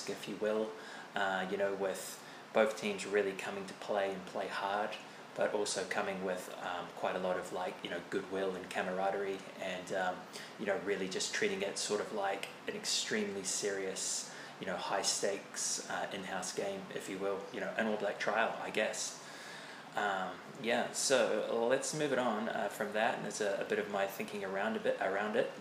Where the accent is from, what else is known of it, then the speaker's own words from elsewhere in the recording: New Zealand; as a New Zealander